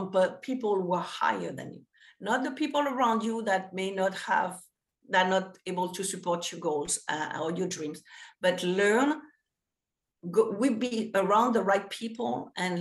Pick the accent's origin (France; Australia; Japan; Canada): France; English is a second language; moved away as an adult; also born or lived in New York; now in United States; we didn't have that in France